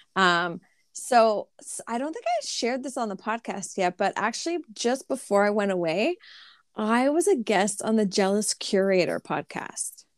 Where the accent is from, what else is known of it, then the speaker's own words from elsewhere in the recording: Canada; I'm Canadian